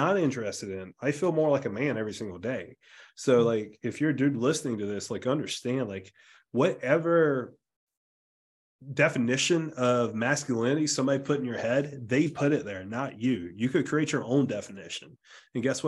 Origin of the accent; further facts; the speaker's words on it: South Carolina, United States; growing up in the South, like being from South Carolina, like a very rural area of South Carolina